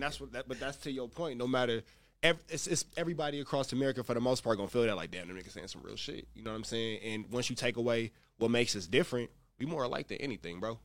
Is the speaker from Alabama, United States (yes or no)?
no; Los Angeles, California, United States; I'm from the Crenshaw district. I'm from Rolling 60s.